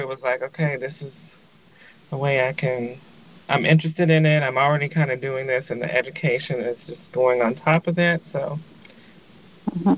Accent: Louisville, Kentucky, United States; moved away as an adult; also born or lived in Lexington, Kentucky; now in Oakland, United States; I'm from Louisville, the home of the Kentucky Derby

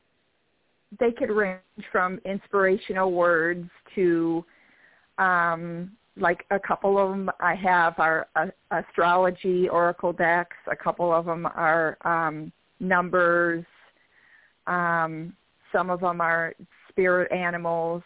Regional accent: Michigan, United States; I'm from Michigan, so I'm from the Great Lakes State

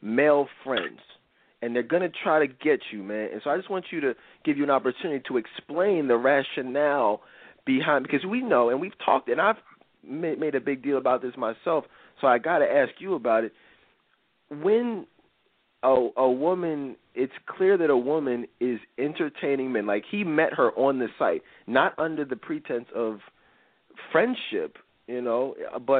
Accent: Philadelphia, Pennsylvania, United States; We're from Philly, guys. … and I are both live in Philly

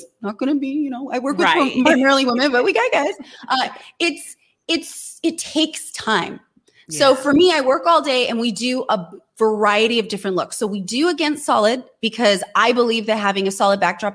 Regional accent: Fremont, California, United States; I grew up in Fremont

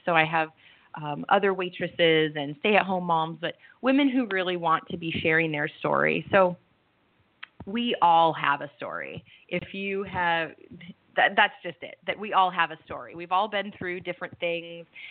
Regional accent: Southern California, United States; moved away as an adult; also born or lived in Seattle, Washington / Cayman Islands; now in Italy; I'm from Southern California. I moved up the West Coast to Northern California, and then I was in Seattle for 12 years

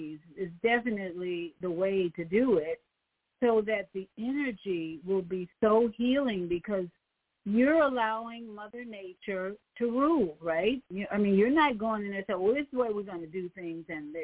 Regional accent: Chicago, Illinois, United States; I'm from Chicago. I was born and raised in Chicago

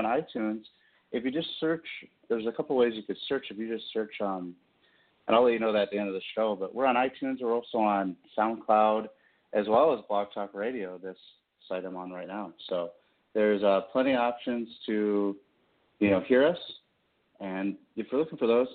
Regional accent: Kansas City, United States; I'm actually from Kansas City. My actual hometown, as some of my friends say, one of my hometowns.

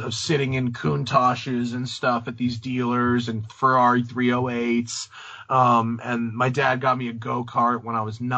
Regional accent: Rye, New York, United States; moved away as an adult; also born or lived in Englewood, New Jersey / Atlanta / Philadelphia / Greenwich; I grew up in Rye.

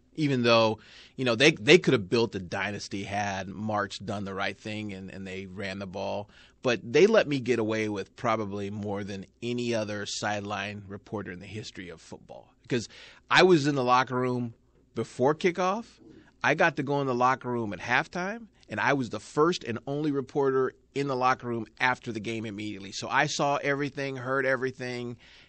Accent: Milford, Kansas, United States; I came from Wichita. I worked in Wichita. I'm from Milford, Kansas.

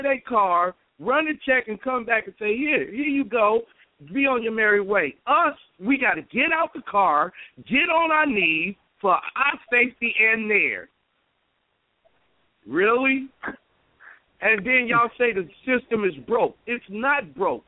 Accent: Chicago, Illinois, United States; now in Champaign, United States; I'm from Chicago, but I've been in Champaign 30 years.

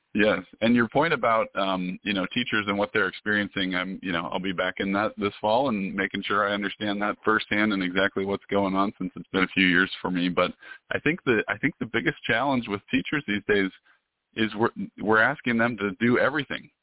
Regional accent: Washington, United States; I'm originally from Washington State

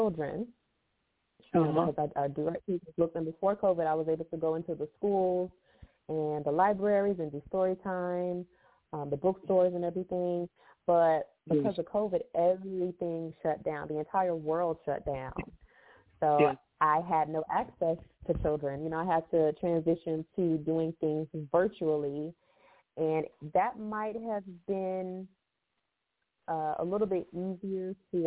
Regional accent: Fort Lauderdale, Florida, United States; also born or lived in Tallahassee, Florida / Tampa, Florida; I am a native Floridian, born and raised in South Florida, in Fort Lauderdale.

